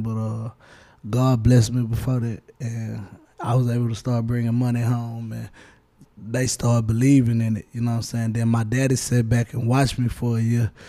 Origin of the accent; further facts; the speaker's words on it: Houston, Texas, United States; I'm from Houston, Texas